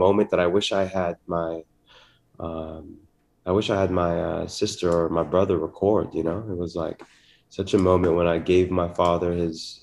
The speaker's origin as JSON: {"language": "English", "country": "Philippines", "tie": "born or raised there", "said": "growing up in the Philippines with my father"}